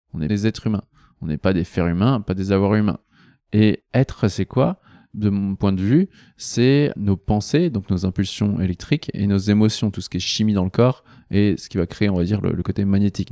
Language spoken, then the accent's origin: French; Nantes, Pays de la Loire, France; je suis nantais à la base. à Nantes